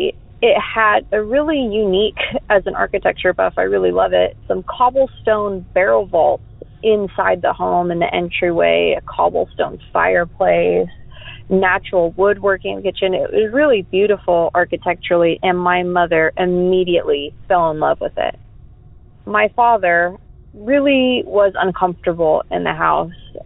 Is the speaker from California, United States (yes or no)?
no; Denton, Texas, United States; also born or lived in Lewisville, Texas; I was born in Denton, Texas